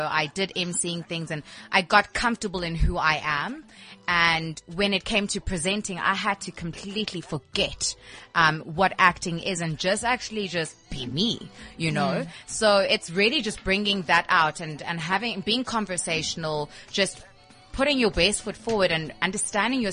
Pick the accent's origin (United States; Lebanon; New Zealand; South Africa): South Africa; Port Elizabeth, Eastern Cape; moved away; I'm born and bred in Port Elizabeth, for goodness sake. I'm coming back to my roots